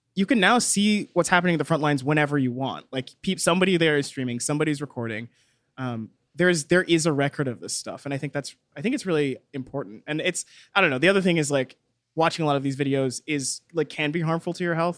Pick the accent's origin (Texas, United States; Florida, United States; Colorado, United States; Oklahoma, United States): Texas, United States; I grew up in Texas. I know what Texan cops are like.